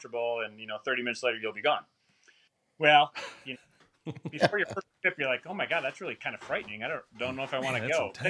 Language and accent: English; Wisconsin, United States; moved away as an adult; also born or lived in Portland, Oregon; born and raised in Wisconsin